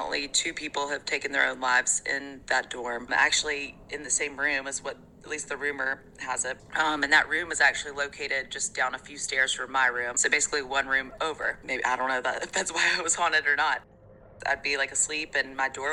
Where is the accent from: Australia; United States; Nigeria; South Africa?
United States; Mobile, Alabama; When I was a little kid growing up in Mobile, Alabama, I was pretty young